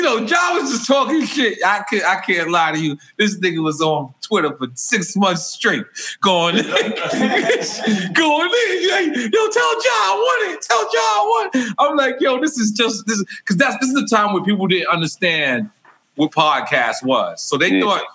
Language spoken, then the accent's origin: English; Philadelphia, Pennsylvania, United States; I'm from Philly